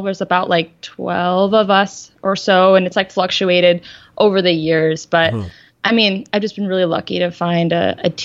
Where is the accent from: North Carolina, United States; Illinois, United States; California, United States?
Illinois, United States; Chicago; also born or lived in Siberia, Russia; I was born in Siberia, and so very far away. And my parents and I immigrated to Chicago when my dad got a job to teach